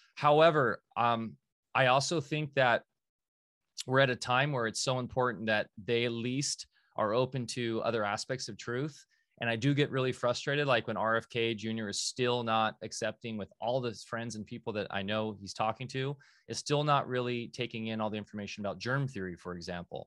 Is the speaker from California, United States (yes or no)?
yes; Orange County, California, United States; Growing up in Orange County